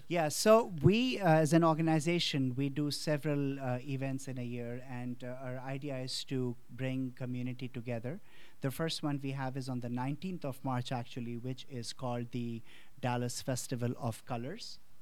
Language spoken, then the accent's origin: English; India; born or raised there; moved away